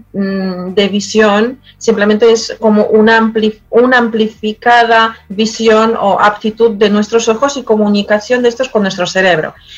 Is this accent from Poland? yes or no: yes; Poland; born or raised there; Spanish is a second language; moved away as an adult; now in Madrid, Spain